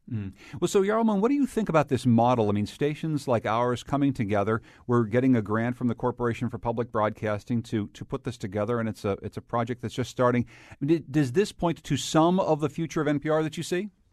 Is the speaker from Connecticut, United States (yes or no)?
yes; Winsted, Connecticut, United States; in my hometown of Winstead, Connecticut